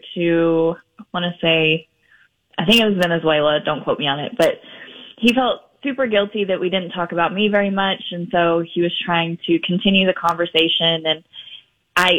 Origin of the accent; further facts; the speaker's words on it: Minneapolis, Minnesota, United States; Minneapolis. So that's my hometown